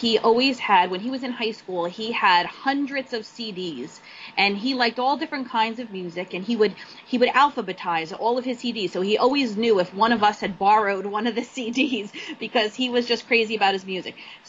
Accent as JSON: {"language": "English", "region": "New Jersey", "country": "United States", "tie": "born or raised there", "said": "I was born and raised here in New Jersey, so I'm a true Jersey girl."}